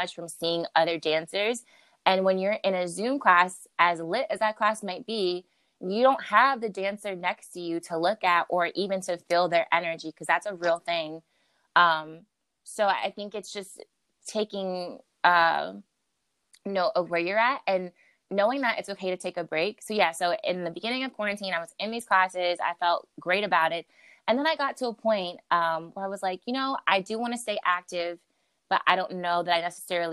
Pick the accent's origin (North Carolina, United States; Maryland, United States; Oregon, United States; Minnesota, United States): Maryland, United States; now in New York, United States; originally I'm from the DMV, so I'm from Maryland, and I moved to New York to be to pursue dance as an art form